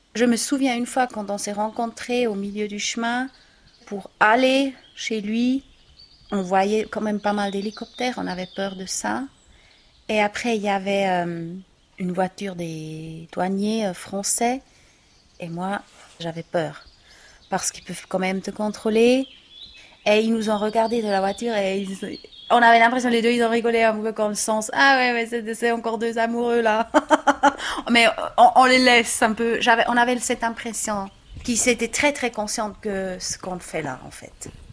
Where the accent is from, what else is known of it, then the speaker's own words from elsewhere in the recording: Switzerland; je suis suisse, je parle cette langue-là